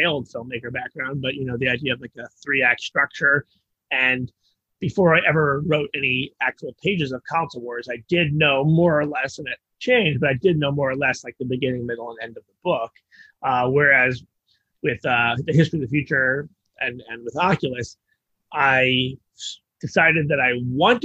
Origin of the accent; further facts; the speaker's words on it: United States; as an American